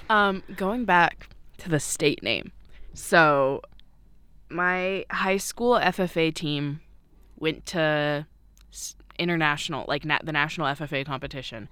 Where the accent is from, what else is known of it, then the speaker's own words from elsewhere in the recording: Washington, United States; I'm from Washington